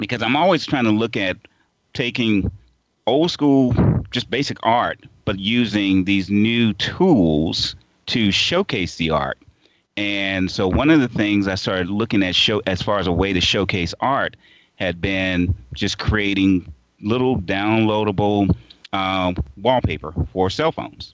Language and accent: English; Portsmouth, Virginia, United States; Portsmouth, Virginia is a real place. It's actually my hometown. It was where I was born and raised.